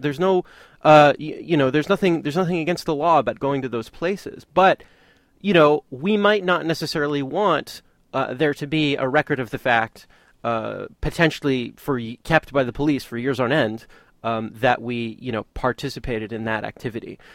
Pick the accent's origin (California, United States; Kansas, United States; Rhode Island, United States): California, United States; Santa Monica; now in Oakland, United States; my hometown of Santa Monica, California